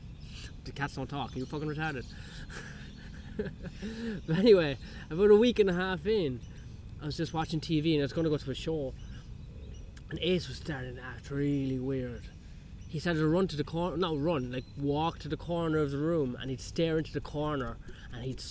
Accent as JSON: {"language": "English", "country": "Ireland", "said": "I'm Irish, so that's, like, you know, it's a bit of a mongrel"}